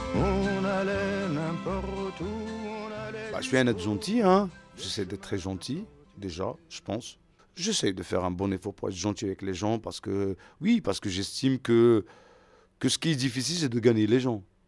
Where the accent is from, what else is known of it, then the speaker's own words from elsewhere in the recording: Algiers, Algiers Province, Algeria; moved away as an adult; now in Paris, France; je viens d'Algérie, je suis né en Algérie, à Alger, j'ai grandi à Alger, et à 38 ans, j'ai pris ma grosse valise et je me suis installé à Paris.